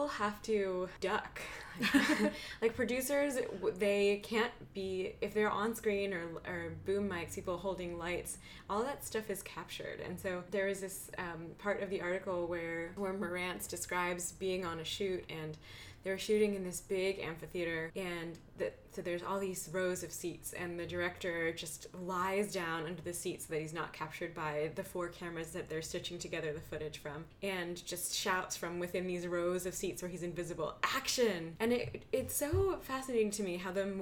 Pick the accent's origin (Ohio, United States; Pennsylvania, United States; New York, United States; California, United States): Pennsylvania, United States; Philadelphia; now in San Francisco, United States; I grew up in Philadelphia